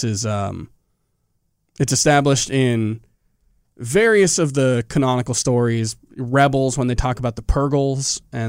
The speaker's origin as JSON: {"language": "English", "region": "Scotland", "country": "United Kingdom", "said": "But I am also Scottish."}